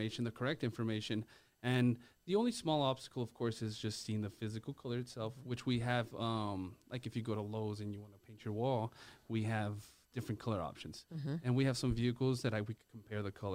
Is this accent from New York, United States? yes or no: no; El Paso, Texas, United States; I was born and raised here in El Paso, Texas.